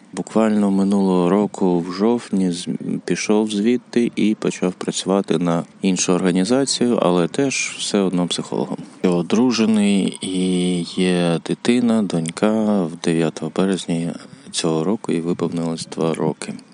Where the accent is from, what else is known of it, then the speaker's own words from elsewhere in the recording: Mykolaiv, Mykolaiv Oblast, Ukraine; moved away as an adult; also born or lived in Kyiv; Народився в місті Миколаєві у 2002-му, поступив в університет, переїхав в Київ, з тих пір жив в Києві